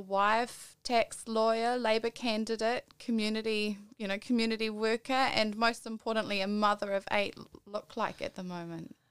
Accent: Porirua, Wellington, New Zealand; I'm from Porirua

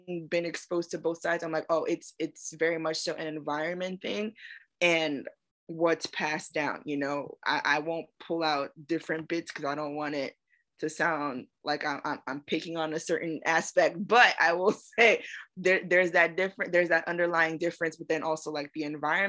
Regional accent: South Florida, United States; moved away as an adult; also born or lived in Maryland; now in Georgia, United States; where I grew up in South Florida

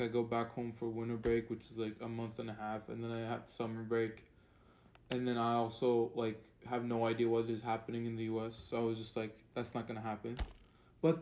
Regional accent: Turkey; now in Connecticut, United States; I'm from Turkey

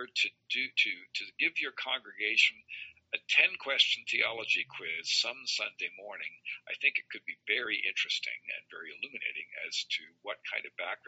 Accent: Ontario, Canada; moved away as an adult; also born or lived in Alberta / Chicago / Iowa / Manitoba; I was raised in Ontario and went through public schools

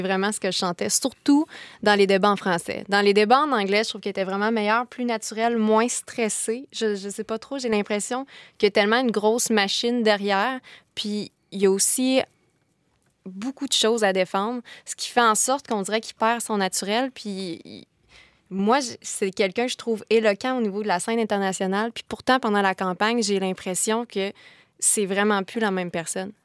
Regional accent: Kamouraska, Quebec, Canada; moved away as an adult; now in Sherbrooke, Canada; je suis originaire de Kamouraska et je suis Sherbrookeoise d'adoption

